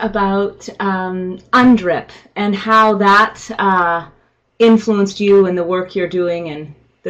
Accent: Canada; I am from Canada

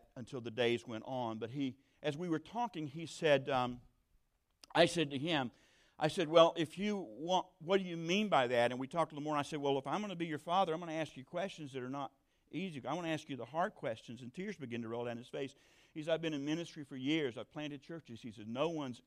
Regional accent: South Georgia, United States; I come from South Georgia

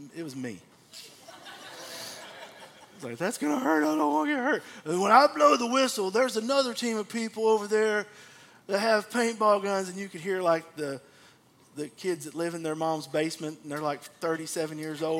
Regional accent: Abilene, Texas, United States; when I was a kid growing up in Abilene

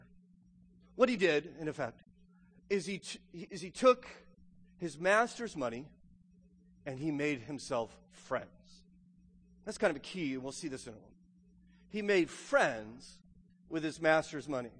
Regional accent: United States; also born or lived in Loudoun County, Virginia; as an American

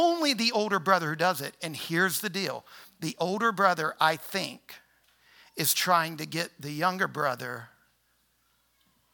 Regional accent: New Orleans, Louisiana, United States; now in Harrisonburg, United States; So I was born in New Orleans. All my people were rural Louisiana.

